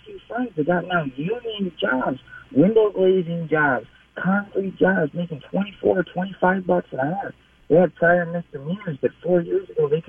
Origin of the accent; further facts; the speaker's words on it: Minneapolis, Minnesota, United States; And I'm a blonde-haired, blue-eyed white guy, you know, born and raised in North Minneapolis, product of Minneapolis public schools. I have an interracial family.